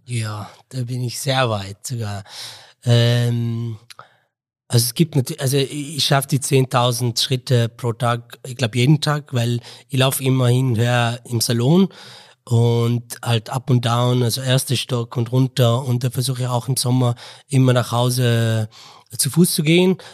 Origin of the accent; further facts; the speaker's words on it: Mosul, Nineveh, Iraq; German is a second language; moved away as an adult; also born or lived in Baghdad, Iraq / Istanbul, Turkey; now in Innsbruck, Austria; ich komme komm aus dem Irak und aus Mosul